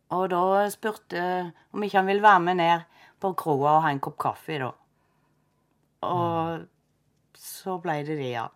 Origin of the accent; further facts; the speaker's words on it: Froland, Agder, Norway; jeg er født og oppvokst i Froland